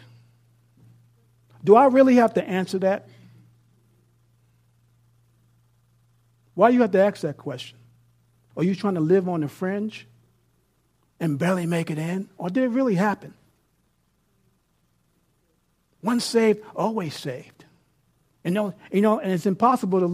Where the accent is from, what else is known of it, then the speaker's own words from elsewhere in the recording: New York City, New York, United States; now in Abilene, United States; I live in Abilene, Texas. I'm from New York City